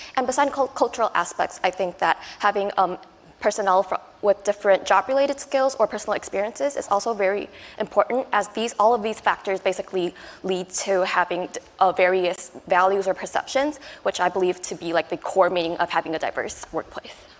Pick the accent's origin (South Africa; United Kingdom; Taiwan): Taiwan; also born or lived in United States / Hong Kong; now in Japan; I'm originally from Taiwan, and I've spent a few years in the U.S. and both Hong Kong.